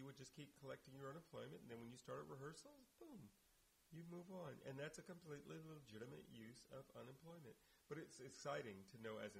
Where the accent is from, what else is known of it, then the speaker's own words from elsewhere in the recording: Indianapolis, Indiana, United States; now in Oakland, United States; driven to Indianapolis, my hometown.